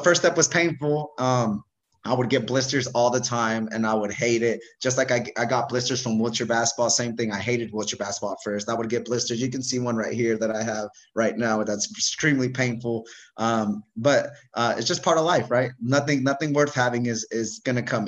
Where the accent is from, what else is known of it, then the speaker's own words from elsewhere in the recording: Bay Area, California, United States; I'm from the Bay Area